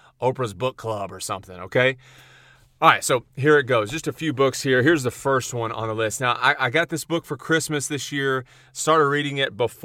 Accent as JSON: {"language": "English", "town": "Huntsville", "region": "Texas", "country": "United States", "said": "I'm from Huntsville"}